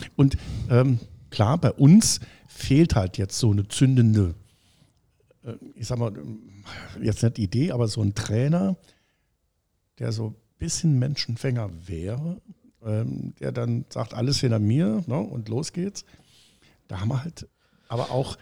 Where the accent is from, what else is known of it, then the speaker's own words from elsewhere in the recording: Homburg, Saarland, Germany; gebürtiger Hamburger bekennen, dass ich zwar dort wohne schon immer, aber schon immer in Saarbrücken gearbeitet und studiert habe